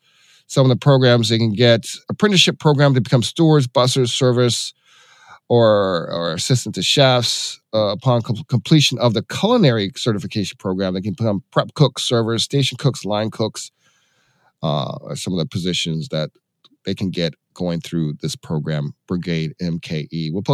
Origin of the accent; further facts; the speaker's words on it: Atlanta, Georgia, United States; now in Milwaukee, United States; my hometown of Atlanta, Georgia.